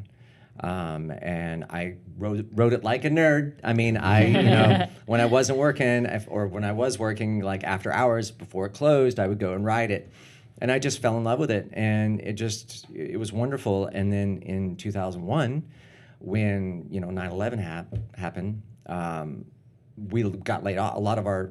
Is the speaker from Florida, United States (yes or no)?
yes; Winter Haven, Florida, United States; now in Orlando, United States; I'm one of the Floridians